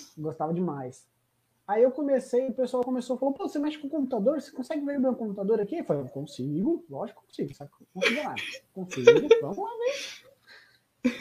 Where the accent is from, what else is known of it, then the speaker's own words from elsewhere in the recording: Greater ABC, São Paulo, Brazil; não sou de São Paulo capital, sou do, do, grande ABC